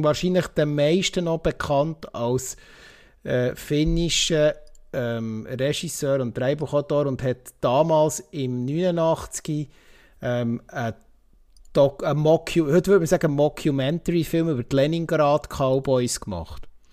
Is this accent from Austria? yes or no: no; Switzerland; bei uns in der Schweiz